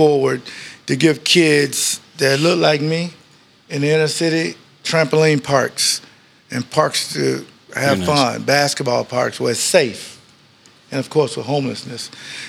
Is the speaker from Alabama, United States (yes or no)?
no; Jacksonville, Florida, United States; now in Milwaukee, United States; Merle Avenue in Jacksonville, Florida, where I'm from. Duval County, where I'm from.